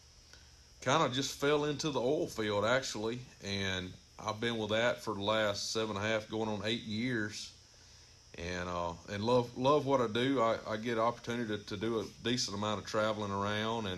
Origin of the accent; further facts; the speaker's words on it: Amite County, Mississippi, United States; also born or lived in Smithdale, Mississippi; I grew up here in Amick County myself, kind of born and raised in the western central part of the county